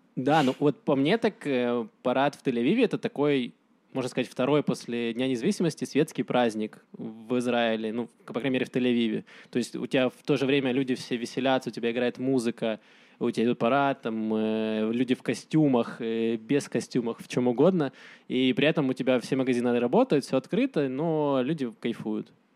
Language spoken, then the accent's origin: Russian; Donetsk, Donetsk Oblast, Ukraine; now in Israel; Я сам из Донецка